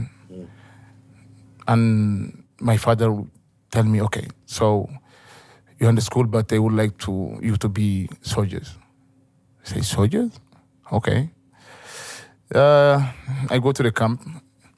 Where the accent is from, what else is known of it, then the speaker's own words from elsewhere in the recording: northern Mali, Mali; English is a second language; Where I'm born, where I'm from, it's desert